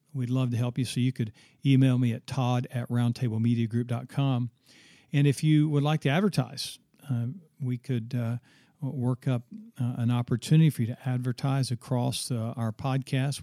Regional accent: Oklahoma, United States; my home state

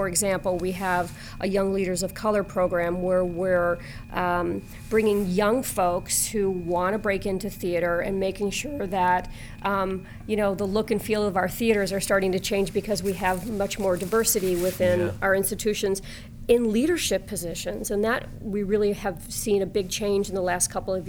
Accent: West Suburbs of Chicago, Illinois, United States; also born or lived in New York City; now in Chicago, United States; I grew up in the West Suburbs

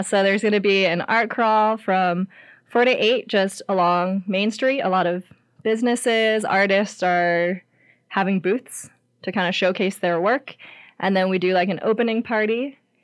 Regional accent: Ohio, United States; moved away as an adult; now in Lander, United States; I grew up in Ohio

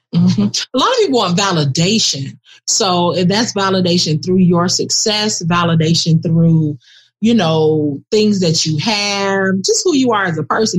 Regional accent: Miami, Florida, United States; both born and raised in Miami

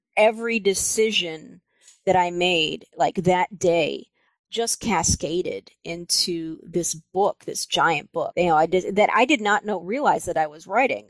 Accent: Libertyville, Illinois, United States; moved away as an adult; also born or lived in Minnesota; I grew up outside Chicago in a little town called Libertyville

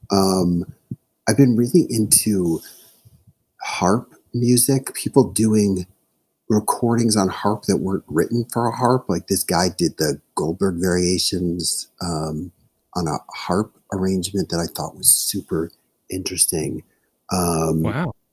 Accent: Chicago, Illinois, United States; I'm from Chicago

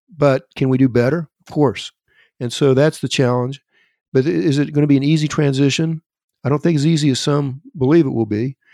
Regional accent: Elk City, Oklahoma, United States; my hometown of Elk City, Oklahoma

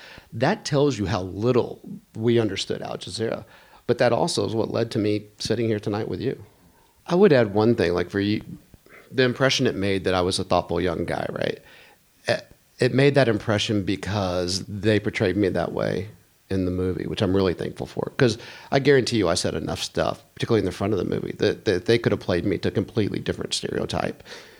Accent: Texas, United States; I was from Texas, I spoke a certain way, I had blue eyes

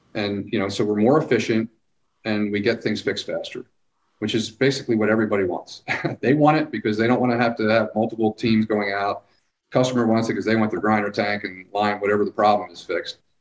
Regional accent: Philadelphia, Pennsylvania, United States; moved away as an adult; also born or lived in New Jersey / California / the Carolinas; now in Hot Springs Village, United States; I was born in Philadelphia

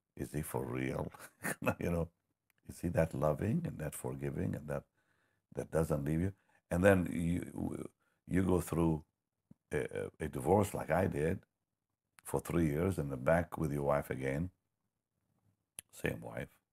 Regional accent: Israel; moved away; also born or lived in Toronto; I'm from Israel

